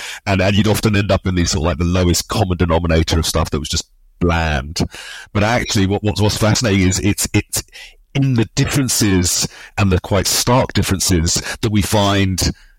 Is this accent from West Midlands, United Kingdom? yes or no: no; London, United Kingdom; I grew up obviously in London, the son of Nigerian immigrants.